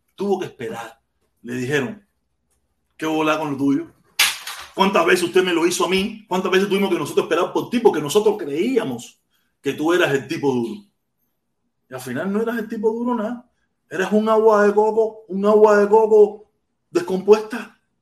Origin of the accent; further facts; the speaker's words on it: Havana, Cuba; moved away as an adult; now in Miami, United States; Yo tengo la suerte de haber nacido en La Habana. Yo soy de La Poma